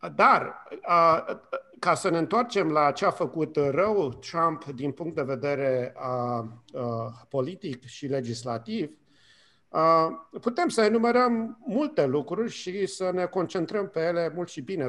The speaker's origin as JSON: {"language": "Romanian", "country": "Romania", "moved": "as an adult", "lives_now": "United States", "said": "am plecat din România acum 30 de ani și mă trezesc înapoi în România de acum 30 de ani"}